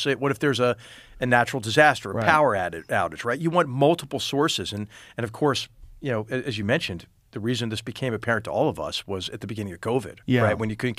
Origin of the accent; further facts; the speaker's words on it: Philadelphia, Pennsylvania, United States; You know, I'm from Philadelphia, so I'm glad to see him land there